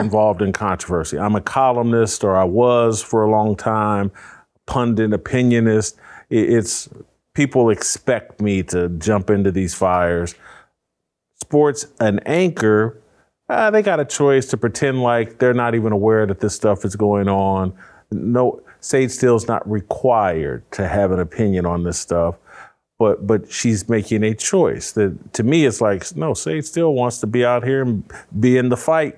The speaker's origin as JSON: {"language": "English", "town": "Indianapolis", "region": "Indiana", "country": "United States", "said": "I'm from Warren Central High School, east side of Indianapolis."}